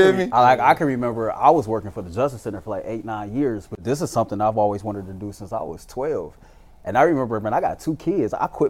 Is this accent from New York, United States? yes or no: no; Cleveland, Ohio, United States; I'm from the east side of Cleveland. … from the east side of Cleveland.